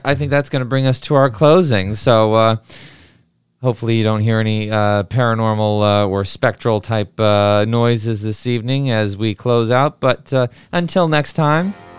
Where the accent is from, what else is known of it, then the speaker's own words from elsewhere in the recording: New Mexico, United States; growing up in New Mexico